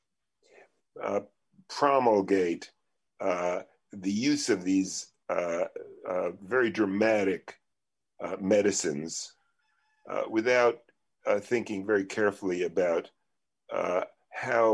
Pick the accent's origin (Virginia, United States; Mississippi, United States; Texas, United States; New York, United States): New York, United States; New York City; I come from Coney Island